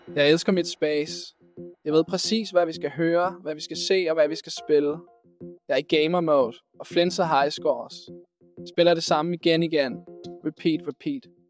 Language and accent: Danish; Copenhagen, Capital Region of Denmark, Denmark; Jeg er born and raised i København K, og mine forældre var skolelærer